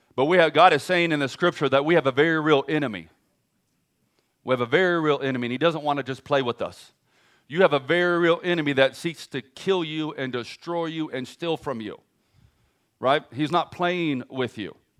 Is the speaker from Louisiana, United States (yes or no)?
no; California, United States; now in Oklahoma, United States; I'm from California, so I talk fast